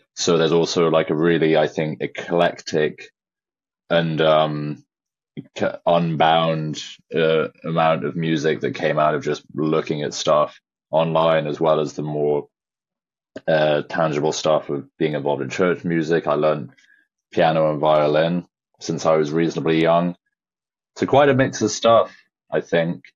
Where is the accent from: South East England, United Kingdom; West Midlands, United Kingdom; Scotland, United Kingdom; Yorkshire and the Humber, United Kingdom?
West Midlands, United Kingdom; Shropshire; I was raised in Shropshire, which is a very remote rural farming county in England on the border of Wales